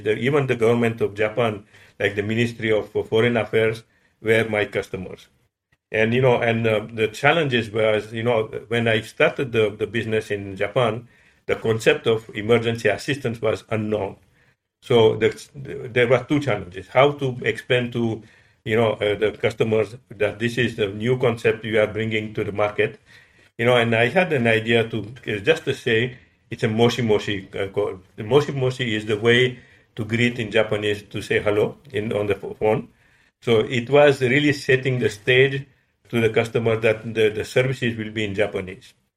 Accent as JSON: {"language": "English", "country": "Madagascar", "tie": "born or raised there", "also_born_or_lived": "Paris, France", "moved": "yes", "said": "I was born in Madagascar."}